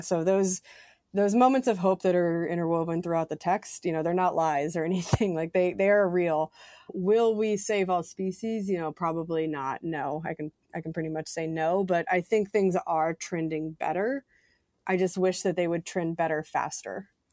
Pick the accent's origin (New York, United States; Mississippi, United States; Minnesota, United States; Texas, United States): Mississippi, United States; Mississippi Gulf Coast, United States; moved away; also born or lived in United Kingdom; I grew up in Mississippi on the Gulf Coast